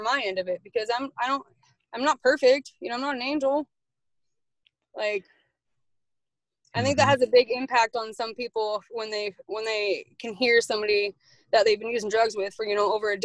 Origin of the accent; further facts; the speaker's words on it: Coeur d'Alene, Idaho, United States; I was born and raised in Coeur d'Alene.